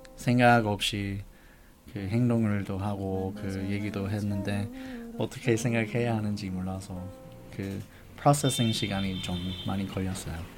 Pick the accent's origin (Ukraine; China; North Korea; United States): United States; Los Angeles, California; first language English; Korean is a second language; moved away as an adult; also born or lived in Denmark; now in South Korea; 미국에서 자라는 동안 미국 사람이 아닌 그 느낌이 있었어